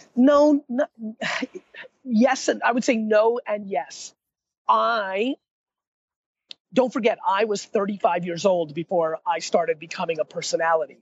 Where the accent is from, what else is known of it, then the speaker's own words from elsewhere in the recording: United States; also born or lived in Russia; I was born in Russia, and then uh, and then went to uh, America when I was a little kid